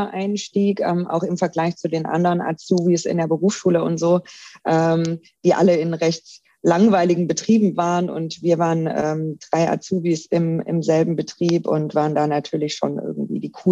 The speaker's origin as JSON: {"language": "German", "region": "Baden-Württemberg", "country": "Germany", "said": "also ich komme ursprünglich aus der Nähe von Stuttgart, bin also äh, ein richtiger Schwabe und wie man das so macht bei uns Schwaben"}